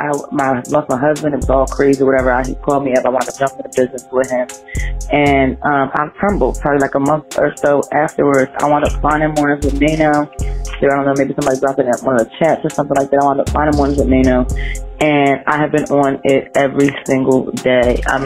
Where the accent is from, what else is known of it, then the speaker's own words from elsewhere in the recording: New Jersey, United States; now in Philadelphia, United States; I'm from Jersey, but currently live in Philadelphia.